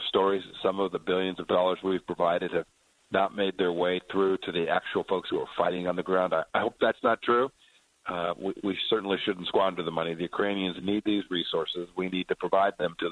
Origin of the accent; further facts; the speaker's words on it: Kansas, United States; I'm from Kansas.